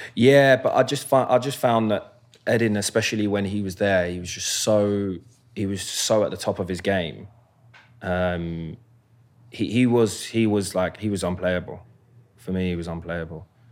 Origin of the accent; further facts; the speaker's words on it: Croydon, London, United Kingdom; moved away as an adult; also born or lived in Lambeth; now in United States; I was born in Lambeth, uh, King's College, and then grew up in Croydon for well, up until I moved, up until I moved to North London when I was fifteen